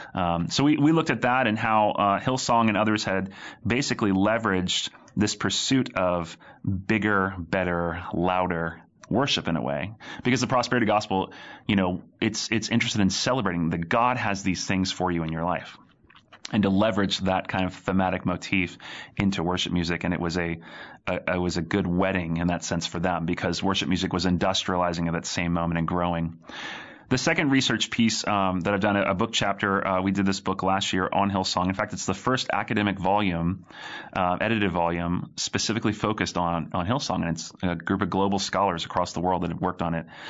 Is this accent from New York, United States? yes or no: no; Raleigh, Durham area, North Carolina, United States; now in Birmingham, United States; I hail from the great state of North Carolina, uh, born and raised there.